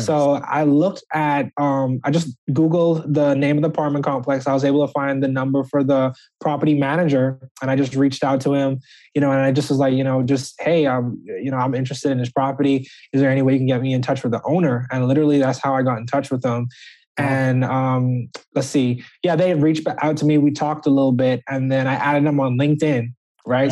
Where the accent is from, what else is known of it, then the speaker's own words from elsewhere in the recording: Nassau, New Providence, Bahamas; moved away as an adult; also born or lived in Birmingham, Alabama; now in United States; originally I'm from Nassau, Bahamas